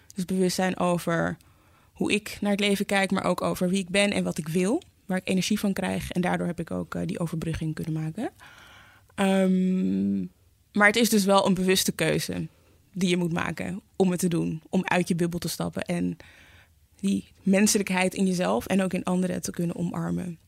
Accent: Amsterdam, North Holland, Netherlands; ik ben in Zuidoost opgegroeid.

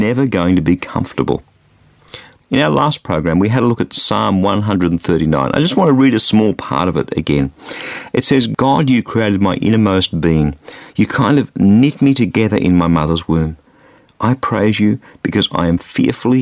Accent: Australia; I grew up in Australia, which is a sports-mad society

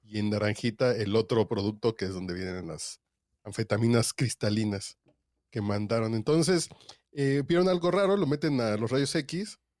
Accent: Mexico; Yo estoy pensando como mexicano.

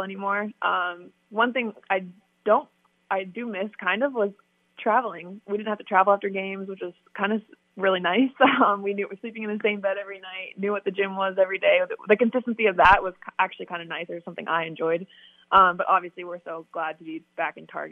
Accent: Canada; I love being Canadian and being from Canada

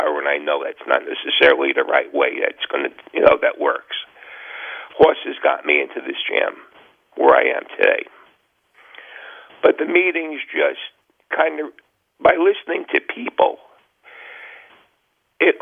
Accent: New York, United States; moved away as an adult; now in New Jersey, United States; I'm from New York originally

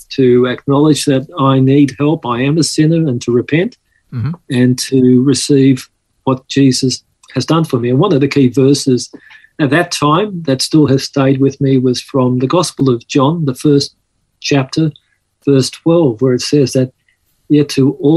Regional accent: Sydney, New South Wales, Australia; accent: Aussie; also born or lived in Malta / Mykolaiv, Ukraine; I grew up here in Sydney

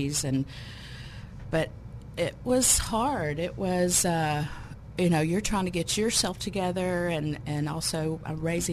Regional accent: Little Rock, Arkansas, United States; I'm from Little Rock

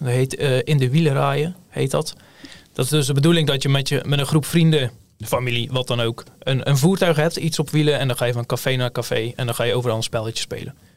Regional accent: Hulst, Zeeland, Netherlands; ik kom uit Hulst

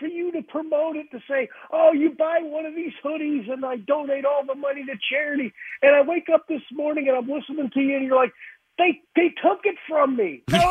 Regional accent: Connecticut, United States; now in Kentucky, United States; I've been down here in Kentucky for a number of years, but I grew up in Connecticut.

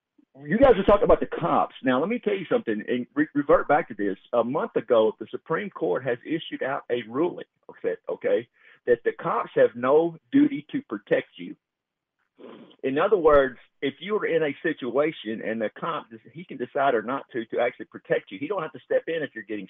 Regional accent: Texas, United States; I'm from Texas, born and raised

